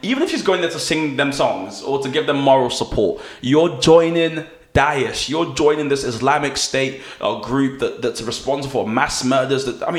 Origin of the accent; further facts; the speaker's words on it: London, United Kingdom; As a Londoner, I want things to be as fast as they possibly can.